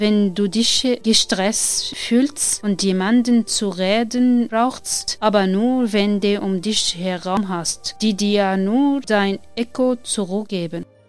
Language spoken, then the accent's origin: German; Syria; German is a second language; moved away as an adult; also born or lived in Damascus; now in Germany; komme aus Syrien